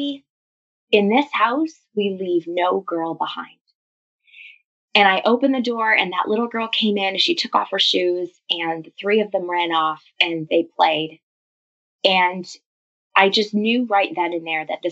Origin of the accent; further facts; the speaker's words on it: Canada; I'm Canadian. I live in a city just outside of Toronto called Lundy